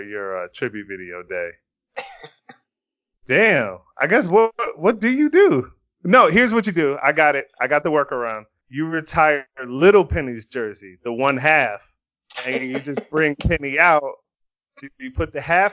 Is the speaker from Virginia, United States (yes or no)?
yes; Virginia, United States; I'm from Virginia